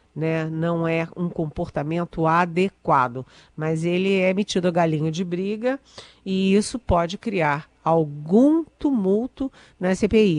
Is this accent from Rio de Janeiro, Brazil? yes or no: yes; Rio de Janeiro, Brazil; minha família, por exemplo, é do Rio, eu nasci no Rio, tenho um irmão que mora no Rio